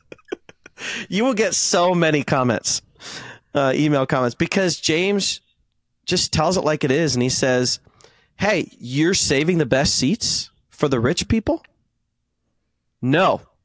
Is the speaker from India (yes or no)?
yes; India; Since I'm Indian